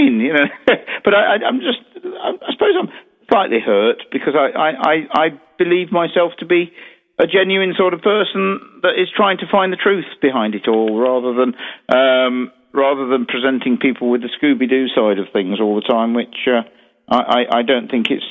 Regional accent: Derby, East Midlands, United Kingdom; In my hometown, of course, in Derby, where I obviously run Derby Jail

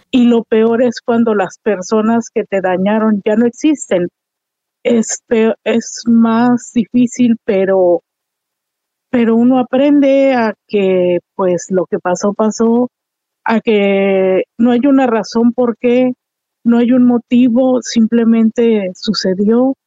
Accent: Mexico; como buenas mexicanas

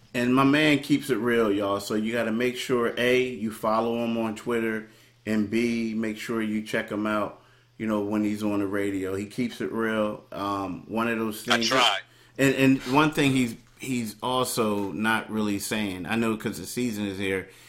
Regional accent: Philadelphia, Pennsylvania, United States; I'm from Philly

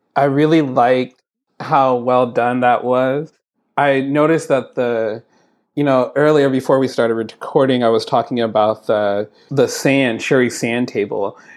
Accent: San Francisco, California, United States; also born or lived in Oakland; I was born in San Francisco and there was a lot of time I spent in Oakland.

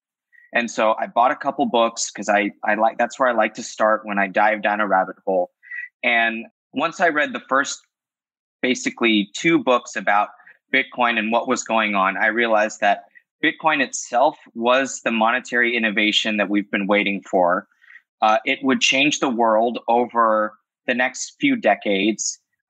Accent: Los Angeles, California, United States; I'm born and raised

